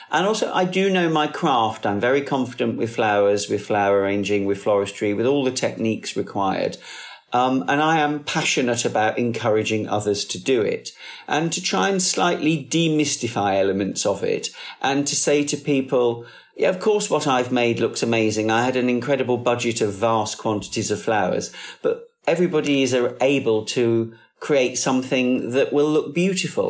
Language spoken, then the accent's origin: English; Warwick, West Midlands, United Kingdom; I was born in Warwick, where my parents still live